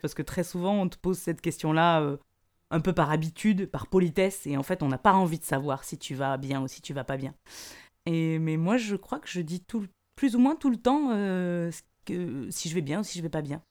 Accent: the South, south of France, France; moved away; je viens du Sud

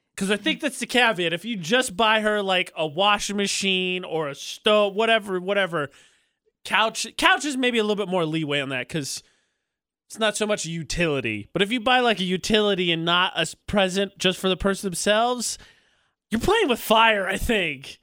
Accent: Indiana, United States; moved away; Indiana, my home state

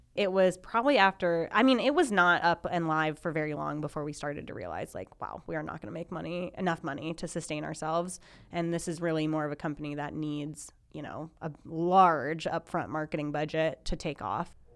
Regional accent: Minnesota, United States; now in Lincoln, United States; I am originally from Minnesota

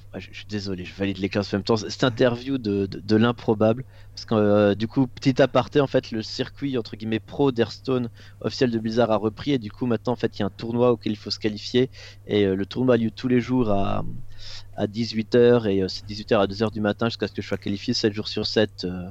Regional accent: Moselle, Grand Est, France; je viens de, de Moselle, il faut savoir qu'en Alsace-Moselle, tu as encore au en école primaire et au collège, tu as encore des cours de catéchisme

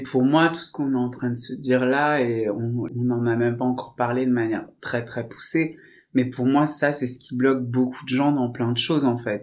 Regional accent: Saint-Étienne, Auvergne-Rhône-Alpes, France; Je viens de Saint-Étienne, d'une famille euh, qui est issue de l'immigration

